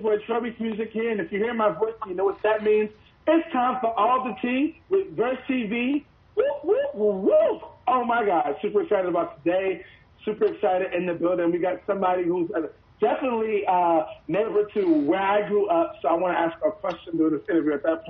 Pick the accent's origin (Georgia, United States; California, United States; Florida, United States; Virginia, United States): Georgia, United States; Atlanta area; I went to Riverdale High School and I graduated in 2004.